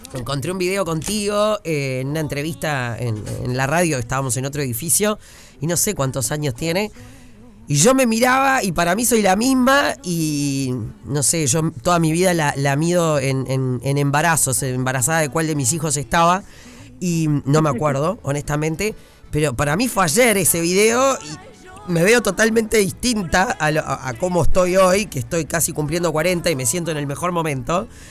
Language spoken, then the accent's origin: Spanish; Uruguay; nosotros como uruguayos